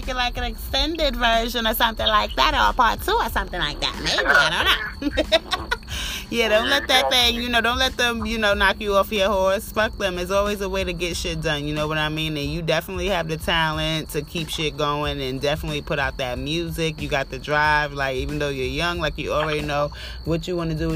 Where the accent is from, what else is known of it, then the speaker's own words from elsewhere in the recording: New York City, New York, United States; moved away as an adult; now in Augusta, United States; I'm from Brooklyn originally, but I live out here in Augusta now